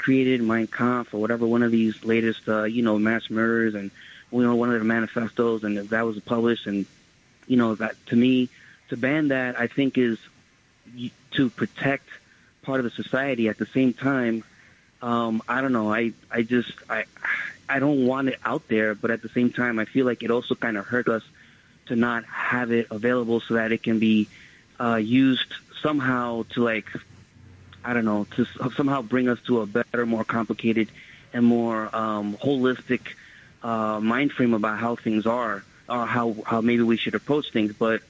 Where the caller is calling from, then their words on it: New York City, New York, United States; I'm calling from Kew Gardens, Queens.